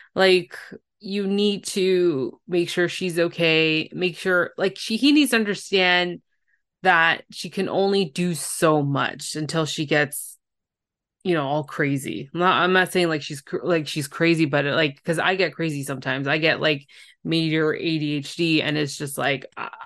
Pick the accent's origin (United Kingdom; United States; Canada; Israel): Canada; I'm a Canadian, I can't pronounce some of these states